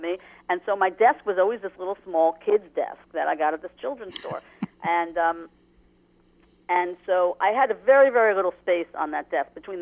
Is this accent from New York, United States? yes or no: yes; Long Island, New York, United States; as a female growing up in Long Island years ago